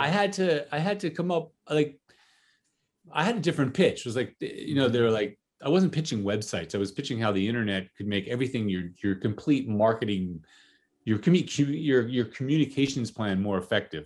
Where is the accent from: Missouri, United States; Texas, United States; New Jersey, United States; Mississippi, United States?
New Jersey, United States; I grew up in, uh, for the most part, in New Jersey